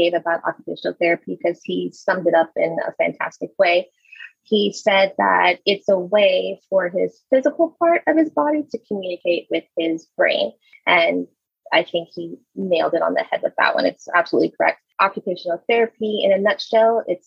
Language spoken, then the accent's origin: English; Louisiana, United States; moved away as an adult; also born or lived in Frisco, Texas; I'm moving to Louisiana, back to my hometown